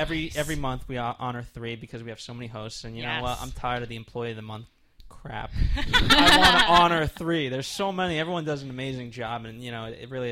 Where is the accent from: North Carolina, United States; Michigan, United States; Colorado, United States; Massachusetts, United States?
Massachusetts, United States; Boston; I'm from Boston